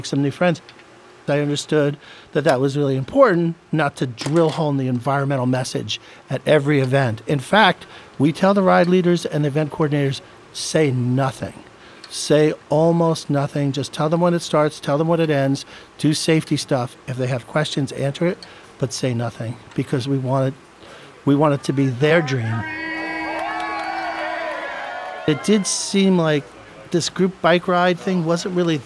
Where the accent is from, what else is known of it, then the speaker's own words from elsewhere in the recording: New York City, New York, United States; I was born in New York City. I was in Queens. I was in the Bronx, never really in Brooklyn, never in Staten Island, but mostly, yeah, Manhattan.